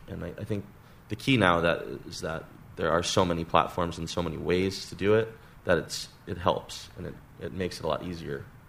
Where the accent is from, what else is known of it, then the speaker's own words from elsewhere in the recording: Hawaii, United States; moved away as an adult; also born or lived in Santa Barbara, California; We're all friends from Hawaii that uh, grew up together and went to high school together